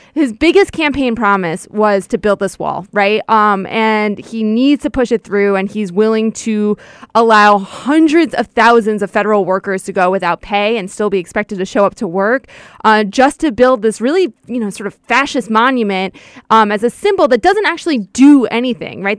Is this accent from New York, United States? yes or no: yes; Westchester County, New York, United States; about ten minutes from where I grew up